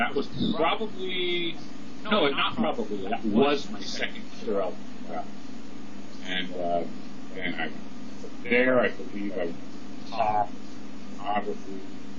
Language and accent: English; San Francisco, California, United States; I'm from San Francisco